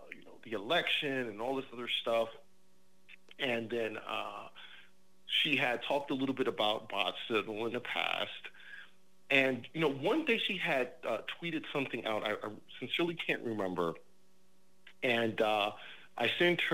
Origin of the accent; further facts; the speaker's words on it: New York, United States; now in New Jersey, United States; I'm originally from New York, and I live 15 minutes outside of New York City. I'm in Jersey